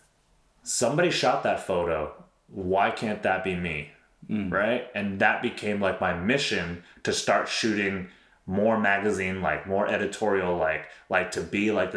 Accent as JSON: {"language": "English", "region": "New York", "country": "United States", "moved": "as an adult", "lives_now": "Houston, United States", "said": "I'm originally from New York."}